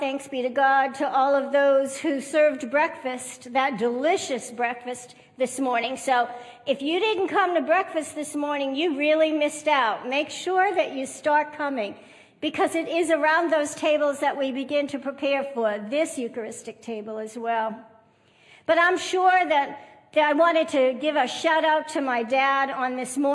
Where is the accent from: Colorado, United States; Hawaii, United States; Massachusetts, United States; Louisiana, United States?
Massachusetts, United States; now in Texas, United States; I grew up on the East Coast in Massachusetts